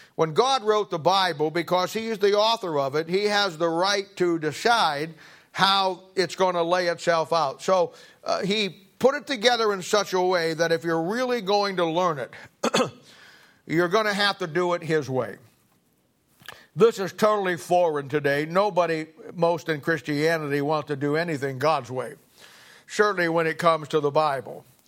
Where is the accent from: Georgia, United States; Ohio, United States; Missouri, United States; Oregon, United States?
Missouri, United States; Kansas City; I'm from Kansas City